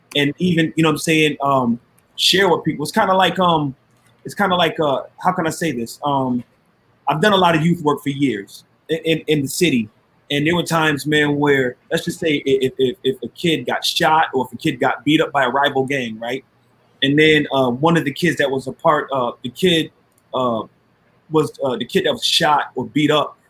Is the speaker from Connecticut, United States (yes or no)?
yes; Waterbury, Connecticut, United States; moved away as an adult; now in Minneapolis, United States; I'm a Waterbury native, born and raised in Waterbury, Connecticut.